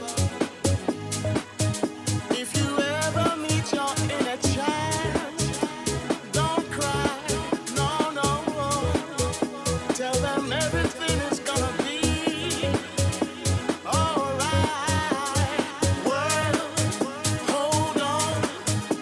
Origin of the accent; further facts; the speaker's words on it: Ireland; we're Irish